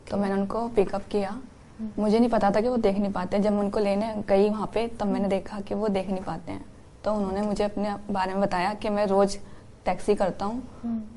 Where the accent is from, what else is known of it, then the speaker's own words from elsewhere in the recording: Meerut, Uttar Pradesh, India; now in Delhi, India; मैं मेरठ से हूँ हम्म। और जब मैं मेरठ से यहाँ दिल्ली आई